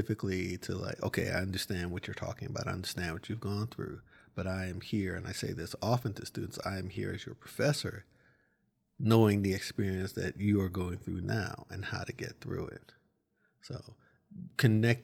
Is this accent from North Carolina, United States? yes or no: no; New York City, New York, United States; also born or lived in Oakland, California / Los Angeles, California / Chicago, Illinois; now in Fort Collins, United States; I grew up in the Bronx, spent a lot of time in California, Oakland Bay Area, LA area, and Chicago